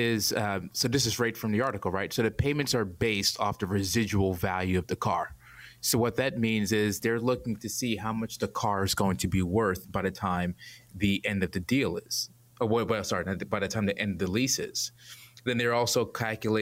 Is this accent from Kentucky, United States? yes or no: no; New York City, New York, United States; moved away as an adult; now in Atlanta, United States; Born and raised in Brooklyn, New York.